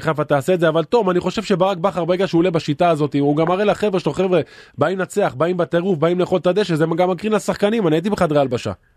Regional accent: Haifa, Haifa District, Israel; אני גדלתי בקריית אליעזר

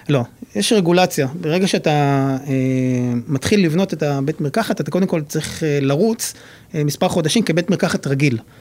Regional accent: Nahariya, Northern District, Israel; מגיע מנהריה

